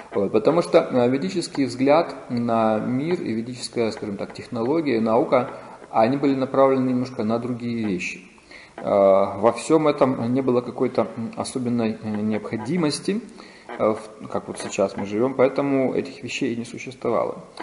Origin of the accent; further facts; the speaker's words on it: Vladivostok, Primorsky Krai, Russia; я из Владивостока